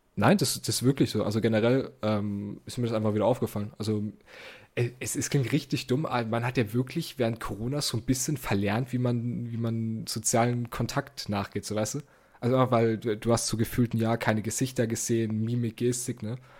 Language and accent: German; Germany; accent: German; mein deutscher Akzent